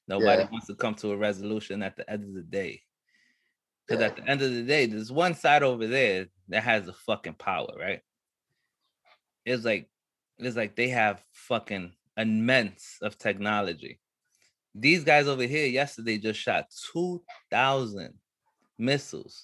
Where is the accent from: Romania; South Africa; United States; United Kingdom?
United States; as an American